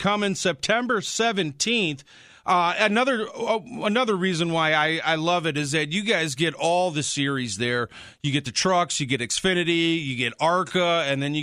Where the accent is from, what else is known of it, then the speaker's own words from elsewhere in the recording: suburbs of Chicago, Illinois, United States; I was born and raised in the suburbs of Chicago